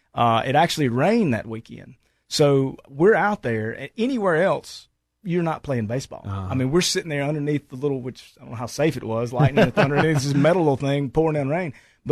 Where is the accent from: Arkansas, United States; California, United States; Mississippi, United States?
Mississippi, United States; Kosciusko; when I growing up in Kosciuszko